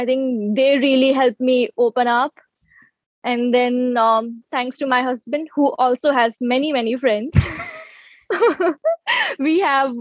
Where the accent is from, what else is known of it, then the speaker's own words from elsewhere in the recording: Vadodara, Gujarat, India; moved away as an adult; also born or lived in Mumbai, India; now in Toronto, Canada; And then my childhood was in Vadodara. I grew up in Vadodara